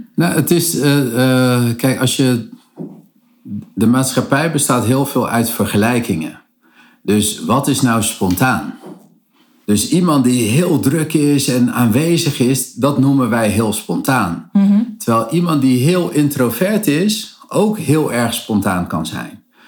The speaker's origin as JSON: {"language": "Dutch", "country": "Cape Verde", "said": "de Kaapveerdse eilanden waar ik vandaan kom"}